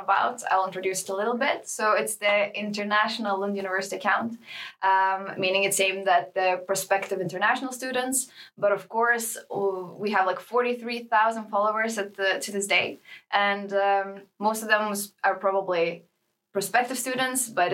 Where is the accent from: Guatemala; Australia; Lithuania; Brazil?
Lithuania; now in Malmö, Sweden; I'm from Lithuania